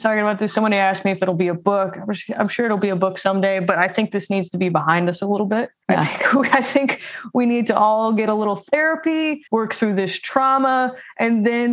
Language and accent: English; St. Louis, Missouri, United States; moved away as an adult; now in Nashville, United States; I am from St. Louis and I moved to Nashville in 2018.